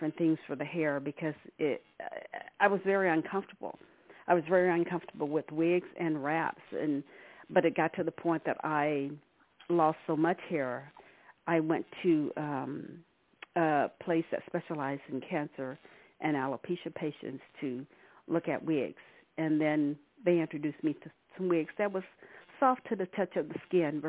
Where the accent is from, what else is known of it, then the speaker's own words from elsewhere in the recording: Arkansas, United States; now in California, United States; I've been living in California for the past 40 plus years. I'm originally from Arkansas.